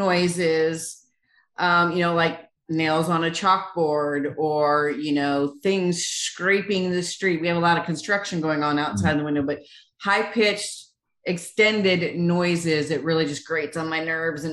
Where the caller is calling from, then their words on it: Nashville, Tennessee, United States; I am in Nashville, Tennessee.